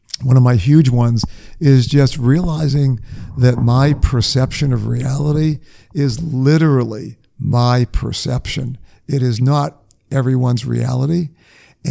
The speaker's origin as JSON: {"language": "English", "region": "New England", "country": "United States", "tie": "born or raised there", "said": "I grew up in New England"}